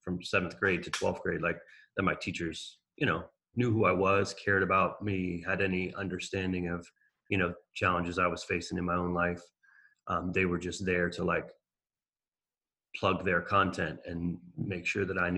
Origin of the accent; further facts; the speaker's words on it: Maryland, United States; I came to Maryland when I was 7. And I never really like felt any sort of attachment to it. But as I've gotten older, I've really realized like how lucky I was to grow up here